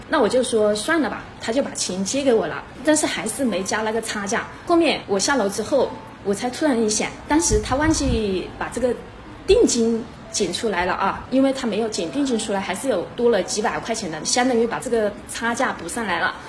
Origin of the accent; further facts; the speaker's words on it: Changsha, Hunan, China; 我是一九八零年出生于弗兰长沙返乡镇的一个家庭，我们的家庭呢不是一个资深职家庭，也不是一个高干家庭，而是一个普通的农民家庭